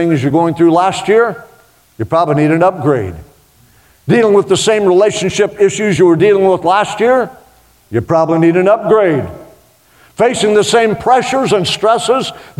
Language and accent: English; Oklahoma, United States; it's just the Okie in me